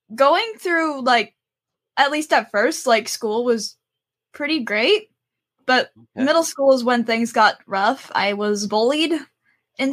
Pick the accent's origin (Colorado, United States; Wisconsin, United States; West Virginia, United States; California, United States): California, United States; Los Angeles; I'm from California, Los Angeles